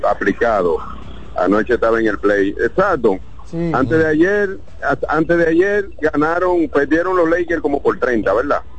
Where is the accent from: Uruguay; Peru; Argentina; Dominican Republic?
Dominican Republic; Baoba, María Trinidad Sánchez; sí, sí, somos de Baoba, un sitio dicen Baoba